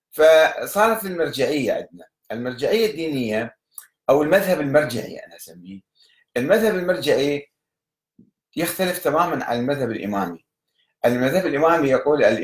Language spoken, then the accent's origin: Arabic; Egypt; في مصر عندنا في مصر